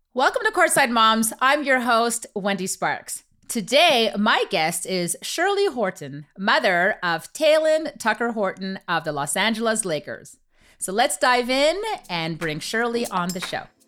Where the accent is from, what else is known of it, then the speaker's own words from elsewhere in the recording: Canada; My kids and myself, we were raised in Canada